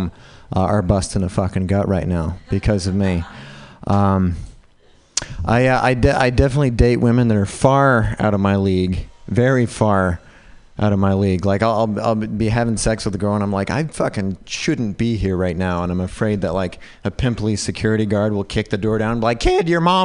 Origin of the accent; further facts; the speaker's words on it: Utah, United States; I was raised white in Utah.